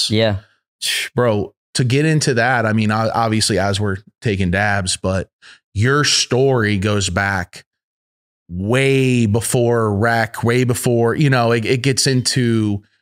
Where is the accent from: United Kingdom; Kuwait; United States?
United States; Arkansas; Where'd you grow up? Arkansas originally. So Arkansas.